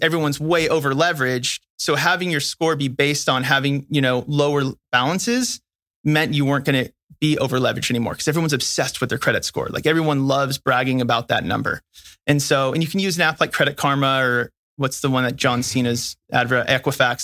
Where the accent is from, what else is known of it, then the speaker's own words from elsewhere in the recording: California, United States; I'm from California